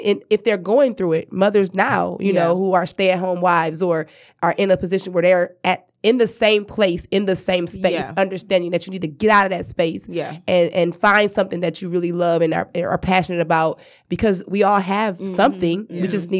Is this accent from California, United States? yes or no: no; Cleveland, Ohio, United States; I'm from Cleveland.